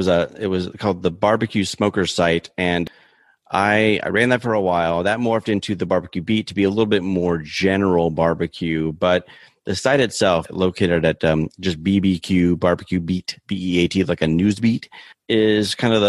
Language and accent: English; Auburndale, Florida, United States; born or raised there; also born or lived in Virginia / North Carolina